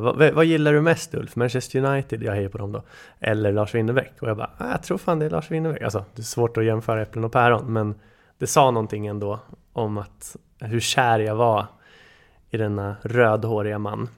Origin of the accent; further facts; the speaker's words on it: Bryngelstorp, Sweden; hemma i Bryngelstorp när min bror lyssnade på den